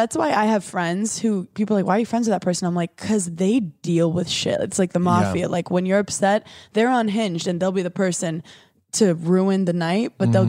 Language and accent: English; New York, United States; now I'm from New York for people listening, but I've spent 4 days